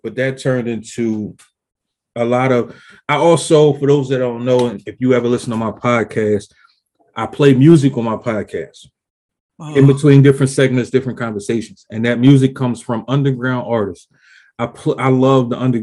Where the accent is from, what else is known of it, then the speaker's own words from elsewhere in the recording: Philadelphia, Pennsylvania, United States; I'm actually from West Philly, the bottom